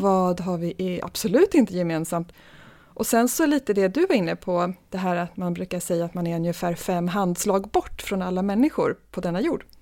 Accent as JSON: {"language": "Swedish", "town": "Stockholm", "region": "Stockholm County", "country": "Sweden", "tie": "born or raised there", "said": "Född och uppvuxen i Stockholm."}